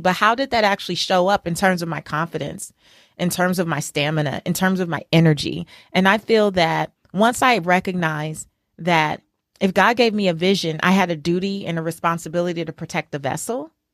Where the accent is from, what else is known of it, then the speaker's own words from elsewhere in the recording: Los Angeles, California, United States; as a little girl growing up in South Central Los Angeles